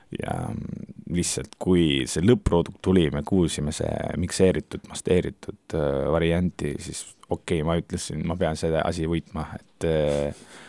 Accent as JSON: {"language": "Estonian", "country": "Turkey", "second_language": "Estonian", "moved": "yes", "lives_now": "Estonia", "said": "mina käisin Türgist ära ja ma elan Eestis"}